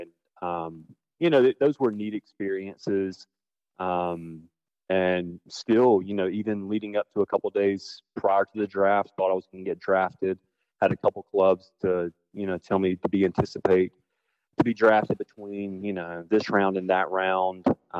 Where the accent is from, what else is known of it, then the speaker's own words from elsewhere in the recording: Blue Ridge, South Carolina, United States; Blue Ridge is an interesting area in the fact that, like, we don't have a zip code.